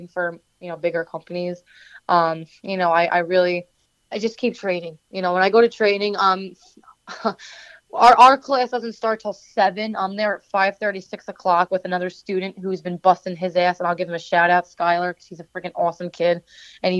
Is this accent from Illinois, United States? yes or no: no; New Jersey, United States; I grew up in New Jersey. I didn't grow up anywhere else